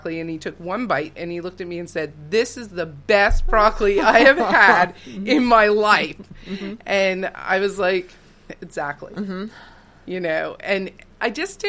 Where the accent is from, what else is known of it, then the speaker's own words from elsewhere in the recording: West Reading, Pennsylvania, United States; we moved from Reading to West Reading, where I grew up.